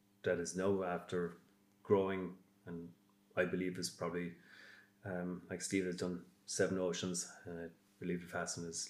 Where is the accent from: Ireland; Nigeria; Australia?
Ireland; Baltimore, Munster; from Baltimore